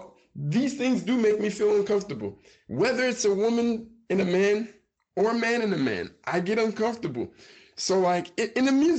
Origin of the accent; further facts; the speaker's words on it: United States; moved away as an adult; now in Brazil; I grew up in the United States